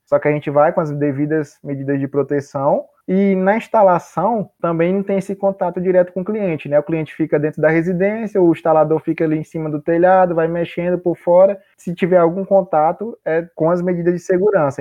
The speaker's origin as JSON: {"language": "Portuguese", "region": "Maranhão", "country": "Brazil", "moved": "as an adult", "lives_now": "Cuiabá, Brazil", "said": "Sou maranhense e eu vim para Cuiabá pra, especificamente para fazer o curso de engenharia elétrica."}